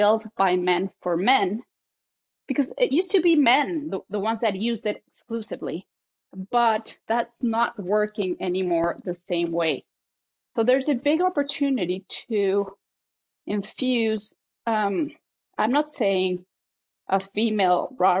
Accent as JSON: {"language": "English", "country": "Mexico", "tie": "born or raised there", "moved": "yes", "said": "I was born in Mexico in a German family, and obviously was raised in a European way in Mexico."}